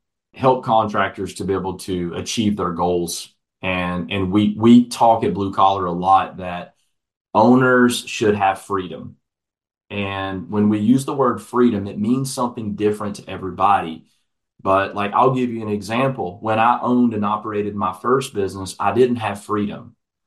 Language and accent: English; Atlanta, Georgia, United States; Atlanta, Georgia, which is my hometown where I'm originally from